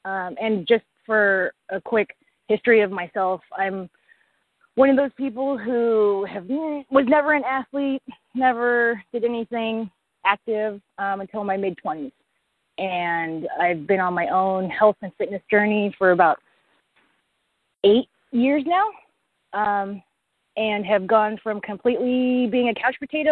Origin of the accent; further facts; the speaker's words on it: Portland, Oregon, United States; I'm from Portland, Oregon